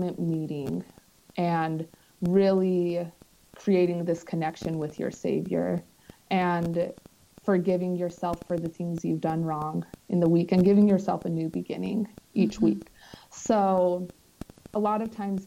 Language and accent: English; Southeastern Idaho, United States; Southeastern Idaho